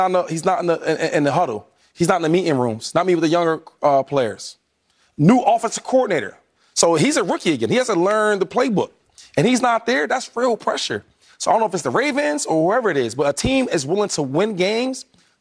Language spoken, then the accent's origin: English; Harrisburg, Pennsylvania, United States; I'm from Harrisburg, it's about an hour and a half drive.